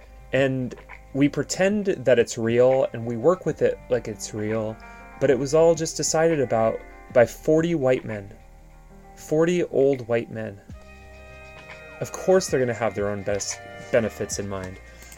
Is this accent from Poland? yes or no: yes; Poland; now in Portland, United States; You know, I'm Polish American. I immigrated here.